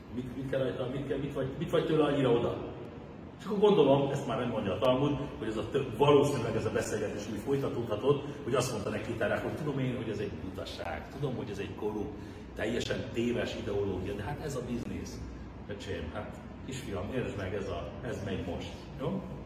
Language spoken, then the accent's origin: Hungarian; Hungary; first language Hungarian; magyar zsidóként, aki Magyarországon születtem, magyar az anyanyelven, Magyarországon fizetem az adót